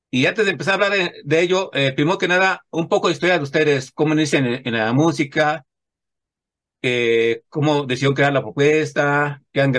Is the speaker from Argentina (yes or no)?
no; Mexico; es importante para nosotros como somos mexicanos